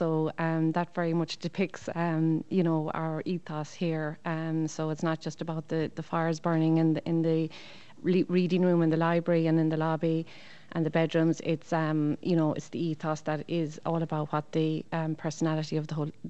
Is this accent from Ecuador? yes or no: no; Tralee, County Kerry, Ireland; I'm from Tralee, which is just 20 miles from here.